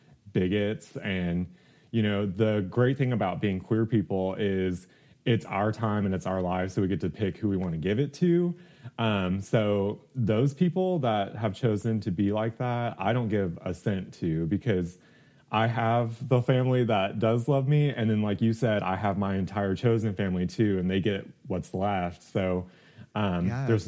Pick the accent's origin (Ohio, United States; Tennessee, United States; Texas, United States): Texas, United States; outside Houston, East; moved away as an adult; also born or lived in New York City; I grew up in East Texas out of Houston and like very poor areas